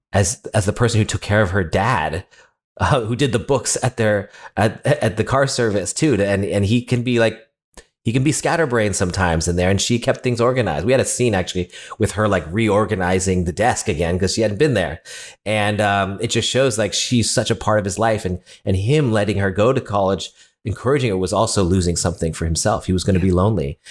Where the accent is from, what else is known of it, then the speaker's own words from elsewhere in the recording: California, United States; I'm not Latino, I'm from California, the other side, from a Chinese restaurant, uh, owners.